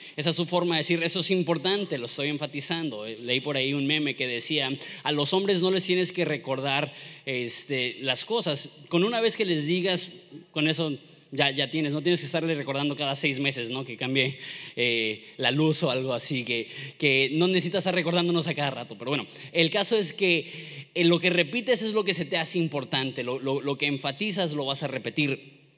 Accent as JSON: {"language": "Spanish", "country": "Mexico", "said": "siendo mexicanos"}